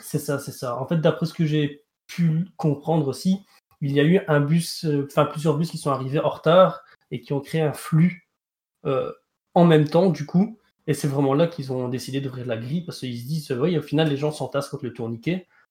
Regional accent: Belgium; en tant que Belge

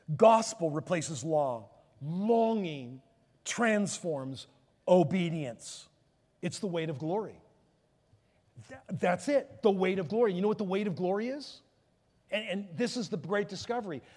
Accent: Palos Verdes, California, United States; I'm from Palos Verdes. We're close

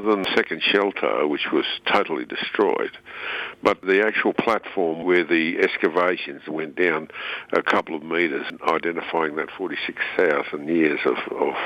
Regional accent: Queensland, Australia; I'm a Queenslander

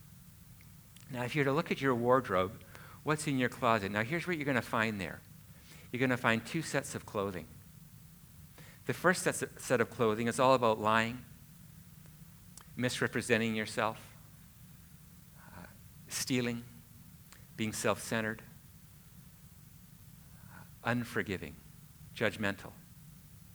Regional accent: Canada; I'm Canadian

